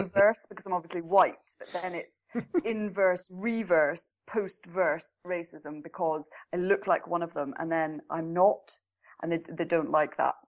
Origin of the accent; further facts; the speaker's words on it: Scotland, United Kingdom; moved away as an adult; now in Norway; I'm in Norway. I come from Scotland, but I live in Norway.